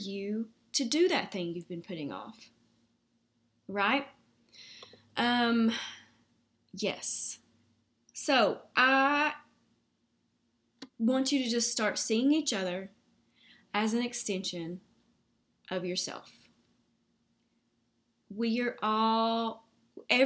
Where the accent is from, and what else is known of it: the South, United States; accent: Southern